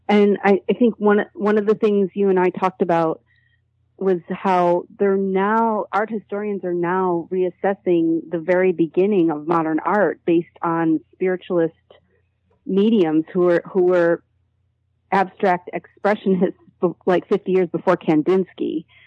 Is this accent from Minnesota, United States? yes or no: no; Buffalo, New York, United States; I grew up in Buffalo, New York, which is an hour away from the world's largest spiritualist community